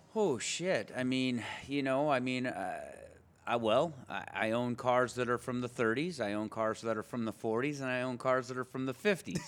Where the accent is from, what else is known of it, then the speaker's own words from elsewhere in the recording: Pismo Beach, California, United States; also born or lived in Bellflower / Arcadia / Paso Robles; now in Long Beach, United States; I grew up in Pismo Beach